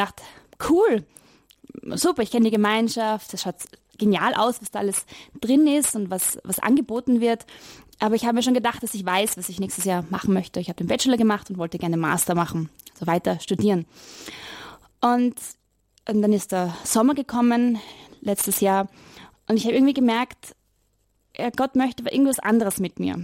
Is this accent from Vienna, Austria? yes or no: yes; Vienna, Austria; moved away; Also ich komme aus Wien und ich habe in die letzten Jahre dort in Wien studiert